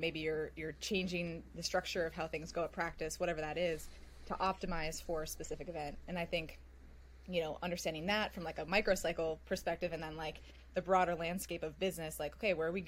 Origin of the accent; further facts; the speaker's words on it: Silicon Valley, California, United States; I grew up in the Silicon Valley